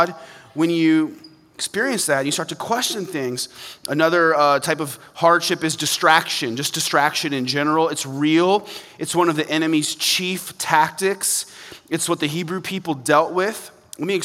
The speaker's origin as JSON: {"language": "English", "region": "Kansas", "country": "United States", "tie": "born or raised there", "said": "I grew up in Kansas"}